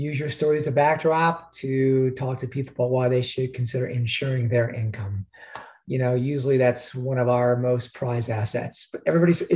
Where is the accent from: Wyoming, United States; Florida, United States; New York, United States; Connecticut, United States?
Florida, United States; Stuart; also born or lived in Chicago, Illinois; I was born in Chicago. My dad got tired of the cold weather when I was 8 years old. He uprooted the family down to Stuart, Florida, which is just north of West Palm Beach.